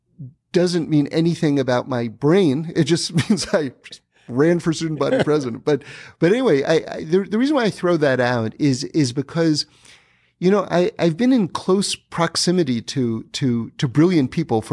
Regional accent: New York City, New York, United States; It started in New York. Okay. I grew up in New York City. Yeah. I went to Bronx High School of Science.

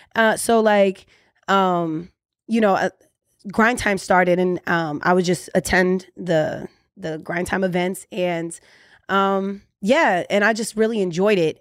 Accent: Orlando, Florida, United States; I'm originally from Orlando, Florida, but we mad immigrants, so we everywhere

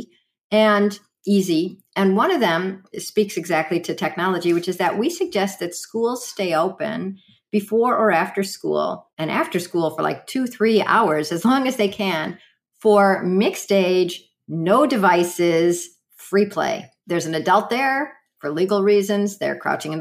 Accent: Chicago, Illinois, United States; I grew up in Chicago

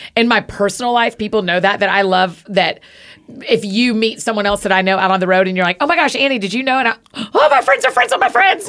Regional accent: Atlanta, Georgia, United States; I grew up in Atlanta

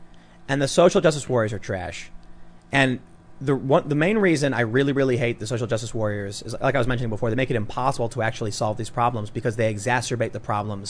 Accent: Chicago, Illinois, United States; moved away; growing up on the South Side with all of these different people

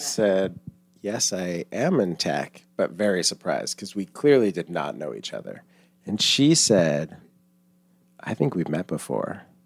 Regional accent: Longmeadow, Massachusetts, United States; I am thirty-seven and from Massachusetts

